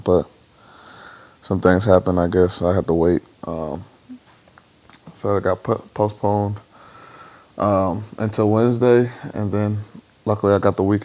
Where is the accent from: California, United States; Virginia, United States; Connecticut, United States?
Virginia, United States; moved away; I'm from Virginia